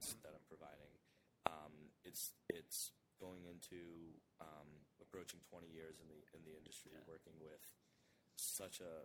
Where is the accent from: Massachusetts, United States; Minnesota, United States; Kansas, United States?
Massachusetts, United States; Halifax; also born or lived in Marshfield, Massachusetts; I grew up in Halifax, live in Marshfield